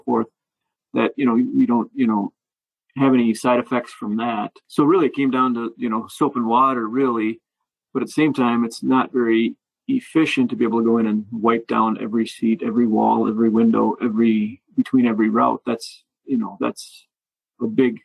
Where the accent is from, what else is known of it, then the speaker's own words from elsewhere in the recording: Wisconsin, United States; I am from Wisconsin after all